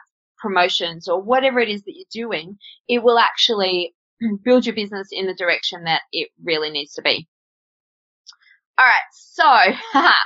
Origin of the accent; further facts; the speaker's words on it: Australia; I'm Australian